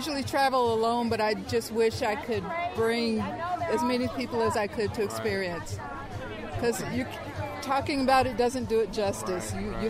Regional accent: San Pablo, California, United States; I am from San Pablo, California, which is next to Richmond.

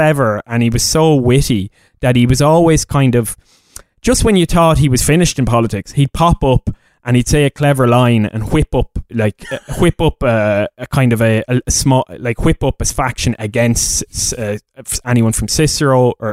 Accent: Leinster, Ireland; I'm a bogger from Leash

